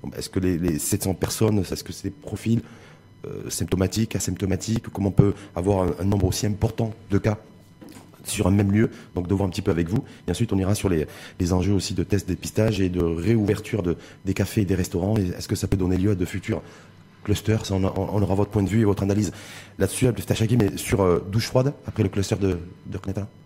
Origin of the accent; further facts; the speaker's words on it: Morocco; chez nous, au Maroc